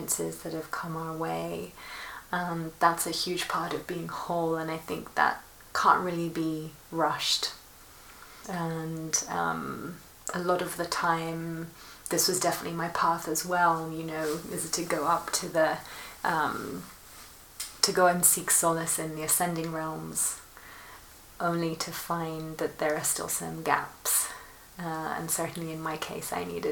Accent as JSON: {"language": "English", "town": "Milan", "region": "Lombardy", "country": "Italy", "tie": "born or raised there", "also_born_or_lived": "London / Rome", "moved": "yes", "said": "I grew up in Milan, between Milan and London"}